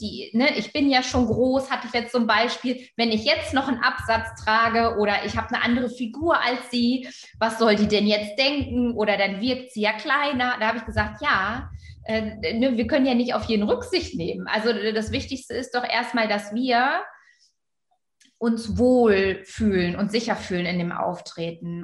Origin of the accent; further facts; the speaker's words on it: Germany; Also ich bin gebürtige Friesin